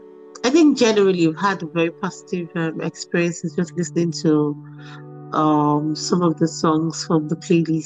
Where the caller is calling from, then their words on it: Dubai, United Arab Emirates; I'm joining in from Dubai in UAE.